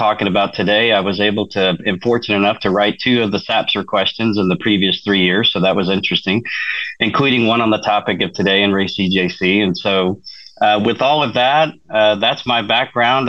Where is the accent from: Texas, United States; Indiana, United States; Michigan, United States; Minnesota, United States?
Texas, United States; Fort Worth; also born or lived in Sherman, Texas; now in Austin, United States; I'm a Texas native, born and raised in Fort Worth, Texas